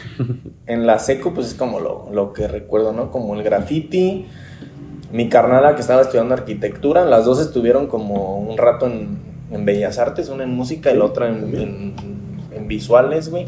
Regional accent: Morelia, Michoacán, Mexico; also born or lived in Tequisquiapan, Querétaro; nací aquí en Morelia en el año de 1987

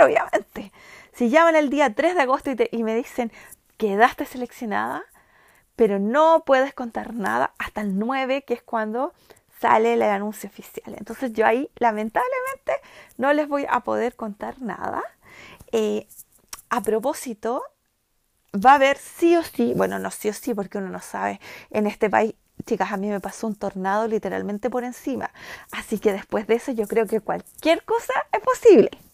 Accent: Chile; first language Spanish; also born or lived in United States; soy chilena

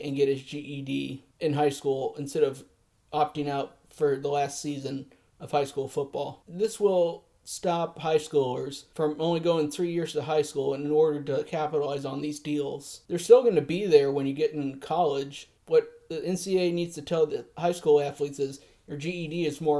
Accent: United States; I'm from the United States

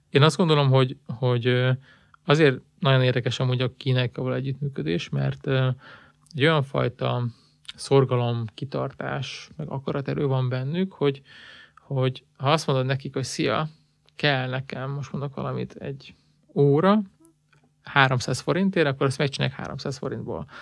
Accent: Hungary

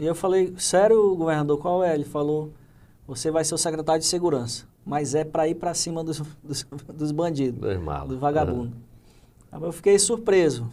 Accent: Manaus, Amazonas, Brazil; moved away; minha família toda é do Amazonas, é de Manaus, eu vim de Manaus

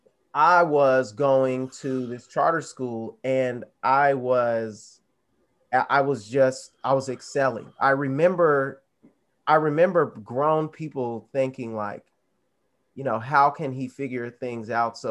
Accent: Arizona, United States; also born or lived in the South; I was growing up in Arizona. I'm from the South. You know, I'm Southern at heart

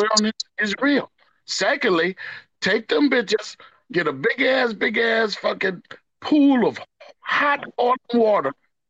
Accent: Tacoma, Washington, United States; I'm from East.

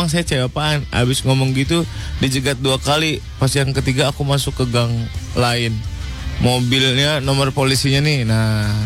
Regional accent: Bongas, West Java, Indonesia; ada Siska di kampung gue tuh ada Om kampung gue tuh ada di Bongas, Cirebon.

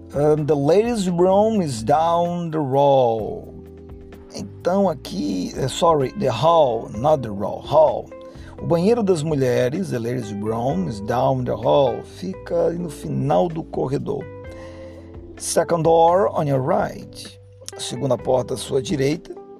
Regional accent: Brazil; accent: Brazilian; com o meu sotaque brasileiro

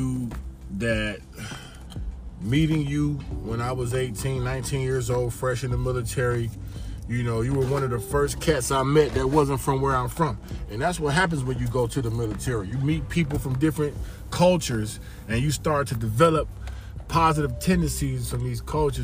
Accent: Miami, Florida, United States; I grew up in Miami

